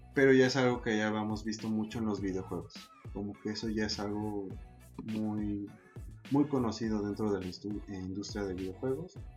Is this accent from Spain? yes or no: no; Mexico; siendo mexicano